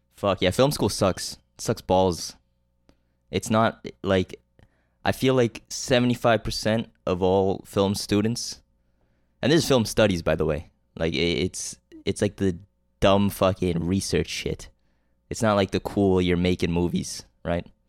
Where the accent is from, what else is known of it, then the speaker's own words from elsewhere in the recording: Canada; I'm Canadian